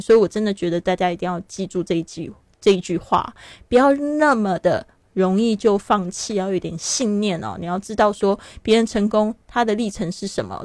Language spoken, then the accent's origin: Chinese; Taiwan; moved away as an adult; also born or lived in Shanghai, China; now in Barcelona, Spain; 我出生在台湾，但是我跟这个上海非常有缘